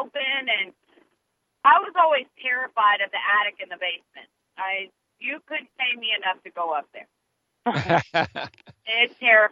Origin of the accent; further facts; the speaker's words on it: Wichita, Kansas, United States; I grew up in Wichita, Kansas, you know, good old Hurricane Alley.